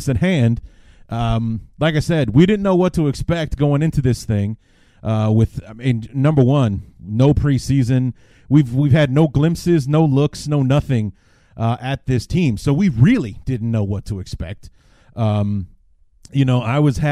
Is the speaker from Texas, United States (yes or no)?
no; Cedar Rapids, Iowa, United States; my hometown of Cedar Rapids